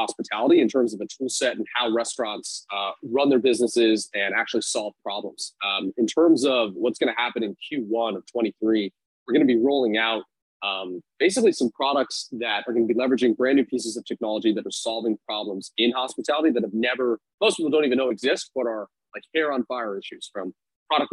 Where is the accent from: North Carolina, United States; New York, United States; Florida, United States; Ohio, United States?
New York, United States; New York City; now in Arizona, United States; born and raised in New York City